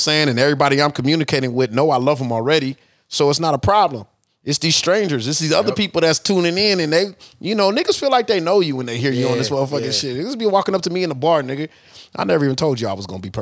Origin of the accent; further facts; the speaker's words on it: Texas, United States; I'm from Texas